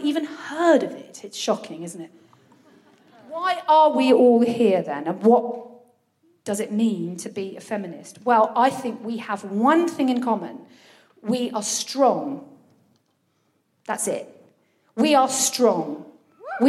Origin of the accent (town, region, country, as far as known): Brighton, South East England, United Kingdom; born or raised there; now in Folkestone, United Kingdom